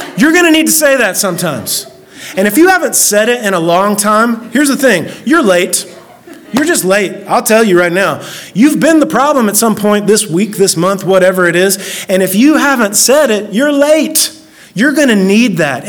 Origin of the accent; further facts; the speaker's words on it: Oak Ridge, Tennessee, United States; I grew up in Oak Ridge, this this little, tiny little town that we're in, and then if I before I was in Oak Ridge, we moved like ten different times. I moved here in the third grade.